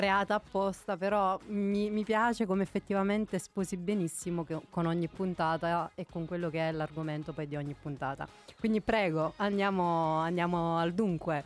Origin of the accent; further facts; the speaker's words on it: Naples, Campania, Italy; moved away; io da buona napoletana